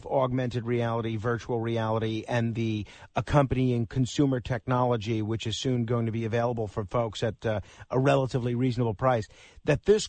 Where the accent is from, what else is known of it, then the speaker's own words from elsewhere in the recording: New York City, New York, United States; Staten Island, which is my hometown. It's one of the boroughs here in New York City